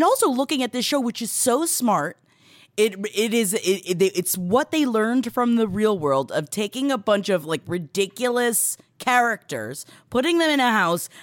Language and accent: English; New York City, New York, United States; Growing up in Queens